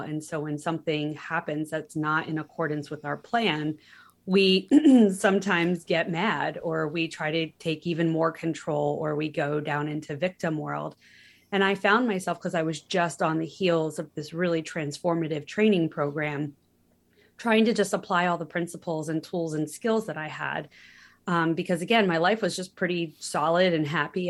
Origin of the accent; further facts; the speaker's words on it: Pennsylvania, United States; moved away as an adult; also born or lived in California; I had never lived fifty miles from where I was born in Pennsylvania